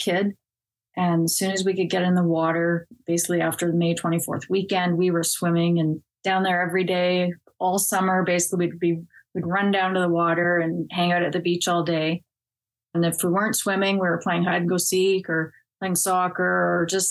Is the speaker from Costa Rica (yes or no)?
no; Innisfil, Ontario, Canada; also born or lived in Toronto; I was born in Toronto. We lived there just for about 3 months, and then my parents moved up to Innisfil, Ontario, which is about an hour's north of Toronto